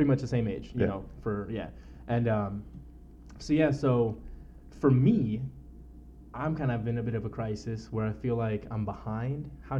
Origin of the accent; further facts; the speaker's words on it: San Diego, California, United States; also born or lived in New York / Texas / La Mesa / El Cajon; Born and raised in San Diego. Grew up in mostly East County, La Mesa, El Cajon area. But randomly throughout, you know, family moved back to New York a little bit, moved to Texas for a little bit, you know, didn't really keep it consistent until I was 6 or 7 or so.